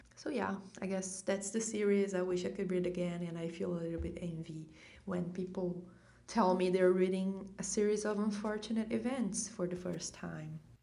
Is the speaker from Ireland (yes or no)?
no; Brazil; I'm from Brazil.